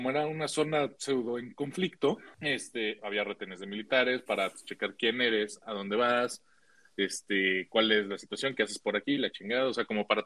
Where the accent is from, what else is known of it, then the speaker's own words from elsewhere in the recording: San Luis Potosí, Mexico; para, entrar a mi pueblito tú tenías que entrar a Ciudad Valles y te ibas al norte